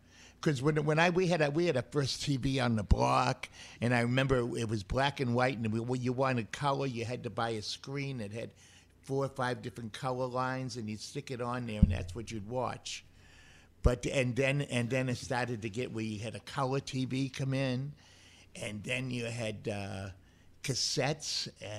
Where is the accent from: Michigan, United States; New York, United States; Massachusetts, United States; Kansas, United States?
Massachusetts, United States; Boston; I'm from Boston.